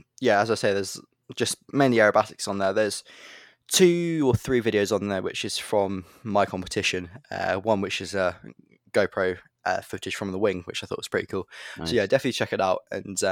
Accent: Tibenham, East of England, United Kingdom; because I come from Tibbenham Airfield, which is completely flat.

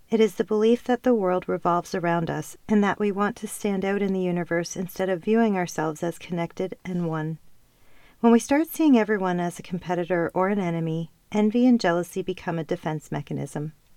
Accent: Canada; also born or lived in Ontario / Calgary, Alberta / Costa Rica; I have never felt at home in Canada. And yes, that may sound crazy seeing as I was born and raised here

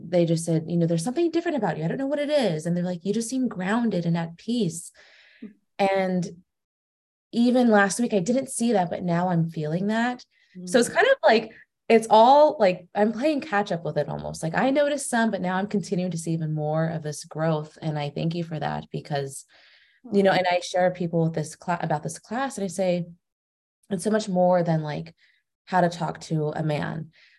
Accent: California, United States; now in Naples, United States; So I'm originally from California, but I moved to Naples, Florida. So that's where I'm at right now. And I'm 27.

